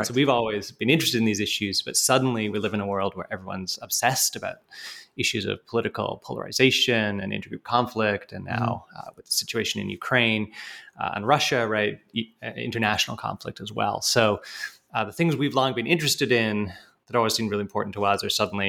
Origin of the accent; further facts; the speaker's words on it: Canada; also born or lived in United Kingdom; now in United States; I'm actually British by birth, but grew up in Canada. So being Canadian is an important part of my sense of self, absolutely.